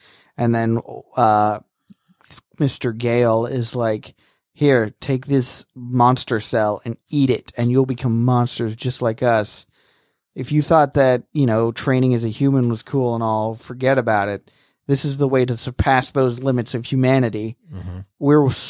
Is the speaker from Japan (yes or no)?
yes; Japan; Even though I'm from Japan, where sushi is something that we, you know, created and mastered.